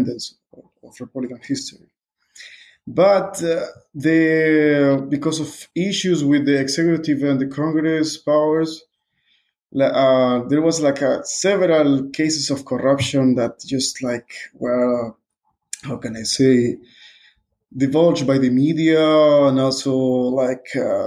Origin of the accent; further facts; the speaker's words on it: Peru; English is a second language; also born or lived in Budapest, Hungary; I'm from Peru.